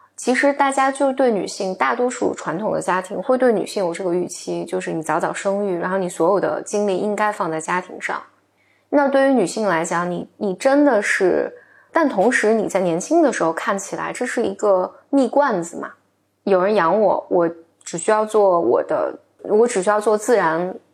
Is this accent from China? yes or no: yes; China; 我在三线城市城市长大嘛